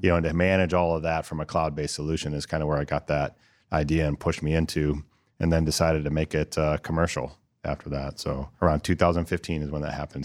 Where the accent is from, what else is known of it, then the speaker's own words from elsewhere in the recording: Northern Ohio, United States; also born or lived in New Jersey; now in Columbus, United States; I'm from Northern Ohio